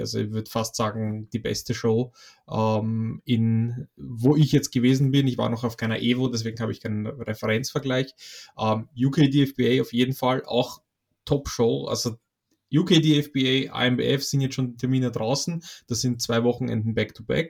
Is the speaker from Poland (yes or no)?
yes; Poland; moved away; ich komme ursprünglich aus Polen